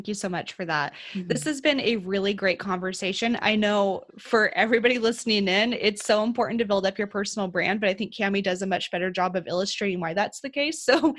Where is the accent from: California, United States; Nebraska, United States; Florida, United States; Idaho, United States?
Idaho, United States; accent: American Idaho; So you guys get me with all my American Idaho accent.